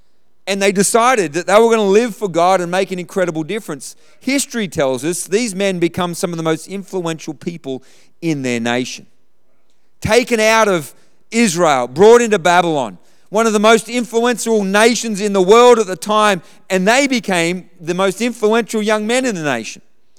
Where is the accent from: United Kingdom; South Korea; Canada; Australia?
Australia; I look across this room, we grew up in Australia.